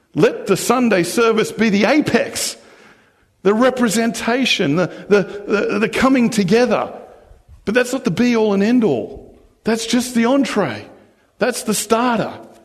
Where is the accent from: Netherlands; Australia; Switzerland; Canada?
Australia; now in New Zealand; I was born and raised in Australia, but being Australian doesn't define me